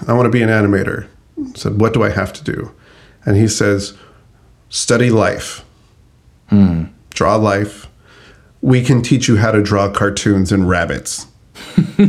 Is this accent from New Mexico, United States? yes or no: yes; Albuquerque, New Mexico, United States; where I grew up in Albuquerque